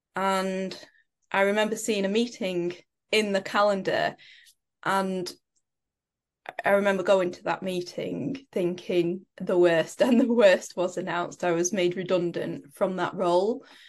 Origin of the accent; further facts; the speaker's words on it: Preston, North West England, United Kingdom; I grew up in Preston in the U K.